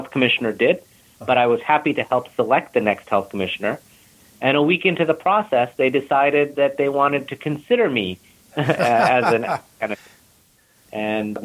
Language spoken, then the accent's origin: English; Buffalo, New York, United States; moved away; also born or lived in India; I was from Buffalo